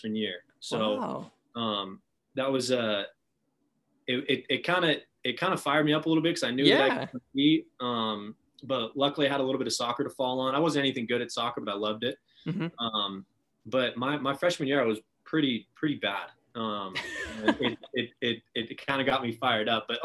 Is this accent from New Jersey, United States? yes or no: no; Danville, California, United States; grew up in Danville, California, in the East Bay